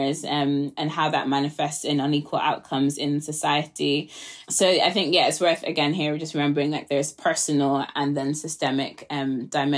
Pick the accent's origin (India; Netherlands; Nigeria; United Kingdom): Nigeria; I'm a Nigerian, like the legacy of colonialism is not far away from me